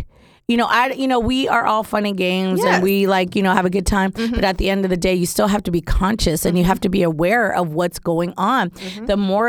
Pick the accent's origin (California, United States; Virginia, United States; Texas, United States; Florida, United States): California, United States; Bay Area; moved away as an adult; now in Los Angeles, United States; I was born and raised in California. Mm-hmm. Like, that is what it is. I'm a Bay Area girl. Yeah. Shout out to my Bay people. All day, every day I rep, mm-hmm. even though I live in LA, yeah. I'm all Bay.